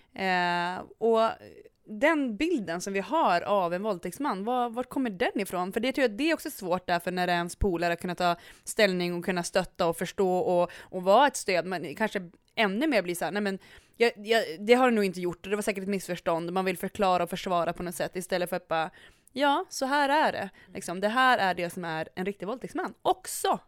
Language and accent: Swedish; Umeå, Västerbotten County, Sweden; jag är från Umeå